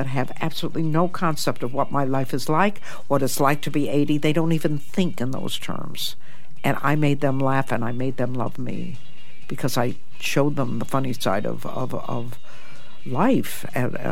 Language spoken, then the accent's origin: English; Toledo, Ohio, United States; moved away as an adult; now in United Kingdom; I was born in Toledo, Ohio, which is pretty much the armpit of the United States